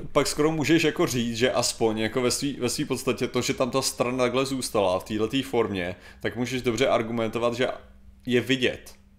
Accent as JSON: {"language": "Czech", "country": "Czechia", "said": "jako Češi, skutečně jsme to, co tvrdí Češi o Čechách"}